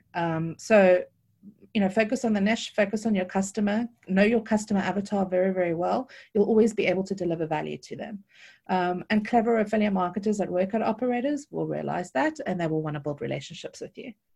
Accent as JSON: {"language": "English", "town": "Cape Town", "region": "Western Cape", "country": "South Africa", "tie": "born or raised there", "accent": "South African", "moved": "as an adult", "lives_now": "United Kingdom", "said": "I was born and bred in Cape Town, and I've lived in the U K, uh, for the last eighteen years"}